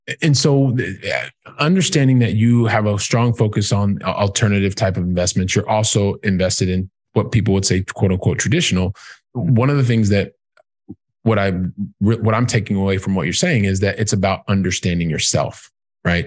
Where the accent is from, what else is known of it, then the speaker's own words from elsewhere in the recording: Columbus, Ohio, United States; moved away as an adult; also born or lived in Europe; I'm from Columbus, Ohio